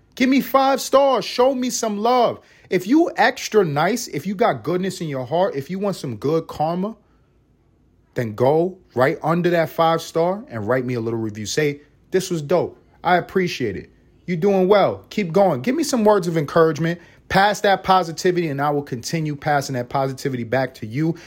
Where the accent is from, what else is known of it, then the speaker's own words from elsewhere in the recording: New York City, New York, United States; moved away as an adult; also born or lived in Los Angeles; I'm a New Yorker.